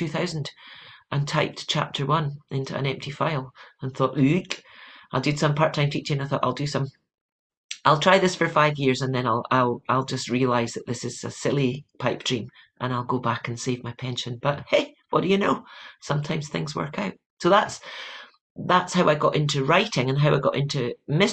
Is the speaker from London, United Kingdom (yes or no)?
no; Edinburgh, Scotland, United Kingdom; moved away as an adult; now in California, United States; I am a Scot who moved to California